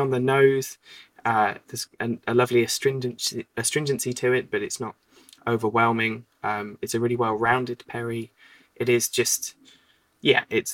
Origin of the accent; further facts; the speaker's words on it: Cheltenham, South West England, United Kingdom; my hometown of Cheltenham